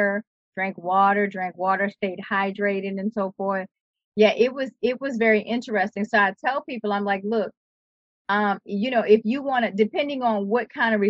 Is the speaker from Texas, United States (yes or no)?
no; New Orleans, Louisiana, United States; growing up in New Orleans